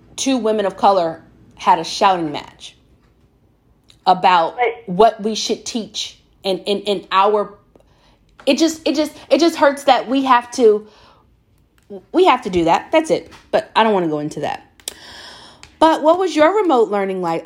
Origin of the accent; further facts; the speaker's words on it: the South, United States; I'm from the South